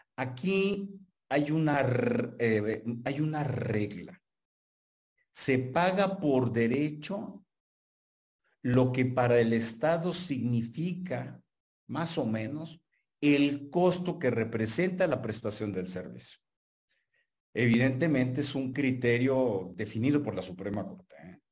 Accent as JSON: {"language": "Spanish", "country": "Mexico", "also_born_or_lived": "Hermosillo, Sonora", "said": "somos nacionales mexicanos, tenemos nacionalidad mexicana"}